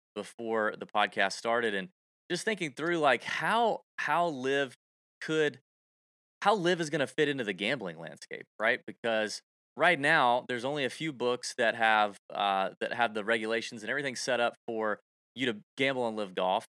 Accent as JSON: {"language": "English", "town": "Augusta", "region": "Georgia", "country": "United States", "tie": "born or raised there", "said": "people say that about Augusta all the time, my hometown"}